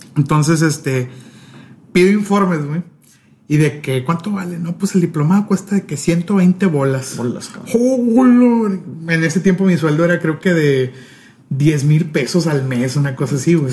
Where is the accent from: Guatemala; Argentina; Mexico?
Mexico; Tampico, Tamaulipas; now in Monterrey, Mexico; Yo no soy de Monterrey, o sea, vivo aquí en Monterrey, pero no soy de aquí. Yo soy de Tampico. Tampico, Tamaulipas, a mucha honra.